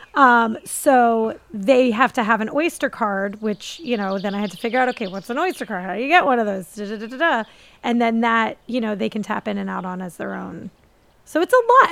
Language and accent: English; Philadelphia, Pennsylvania, United States; I grew up in Philadelphia